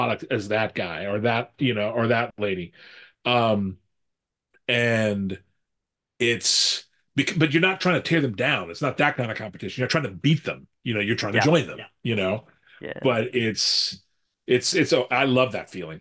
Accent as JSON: {"language": "English", "country": "United States", "said": "I'm an American guy in his early 50s."}